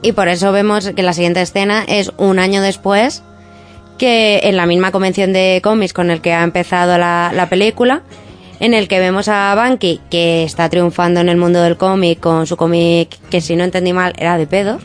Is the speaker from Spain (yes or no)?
yes; Madrid, Community of Madrid, Spain; siempre he vivido en Madrid